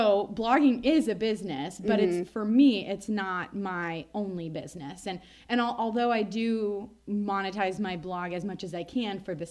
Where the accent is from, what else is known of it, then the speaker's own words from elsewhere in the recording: Nebraska, United States; I'm also from Nebraska, like Meg